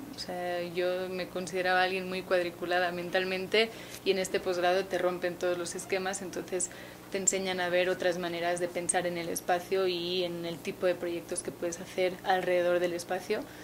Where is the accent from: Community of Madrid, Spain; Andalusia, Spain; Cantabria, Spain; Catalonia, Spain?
Catalonia, Spain; Barcelona; moved away as an adult; now in Mexico; soy de Barcelona, Llevo casi cinco años en México